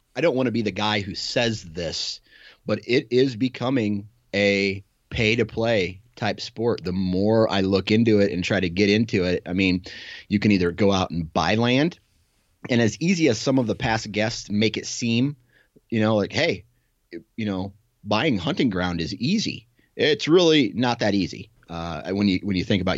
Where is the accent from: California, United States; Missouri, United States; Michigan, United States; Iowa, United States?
Iowa, United States; I'm a local guy, right? I'm from Iowa.